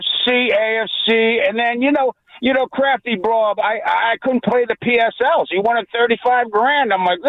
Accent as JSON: {"language": "English", "town": "Boston", "region": "Massachusetts", "country": "United States", "said": "I'm from Boston, man."}